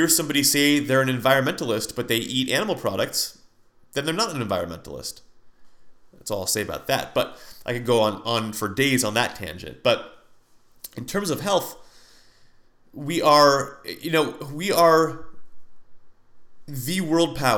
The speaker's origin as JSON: {"language": "English", "country": "United States", "said": "as an American"}